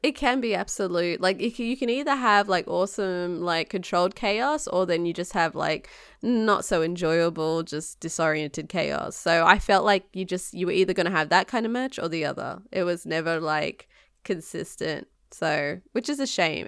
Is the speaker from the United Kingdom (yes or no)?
no; Australia; now in United States